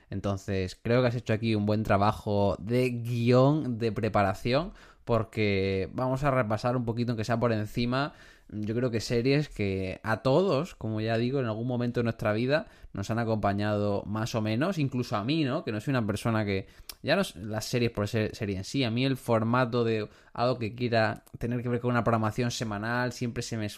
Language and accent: Spanish; Region of Murcia, Spain; moved away; Soy un murciano expatriado que tiene un amigo gallego.